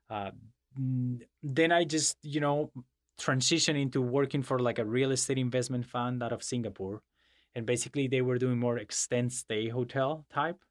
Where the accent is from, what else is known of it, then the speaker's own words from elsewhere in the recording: Madrid, Community of Madrid, Spain; English is a second language; moved away; I was born and raised in Madrid